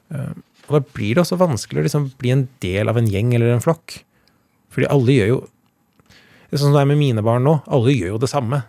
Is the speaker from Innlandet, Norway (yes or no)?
yes; Elverum, Innlandet, Norway; also born or lived in Trysil; De bodde i Trysil da jeg ble født i Elverum